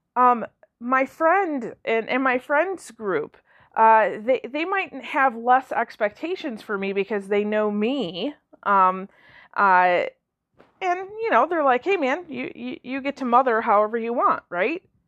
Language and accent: English; Michigan, United States; I'm from Michigan